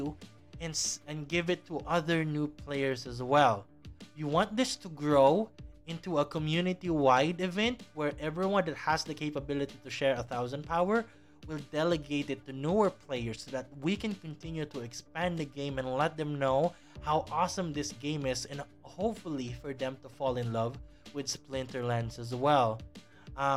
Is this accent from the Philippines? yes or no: yes; Philippines; my home country, the Philippines